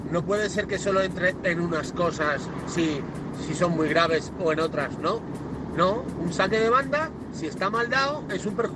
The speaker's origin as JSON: {"language": "Spanish", "town": "Rome", "region": "Lazio", "country": "Italy", "tie": "born there", "said": "yo, nací en Roma."}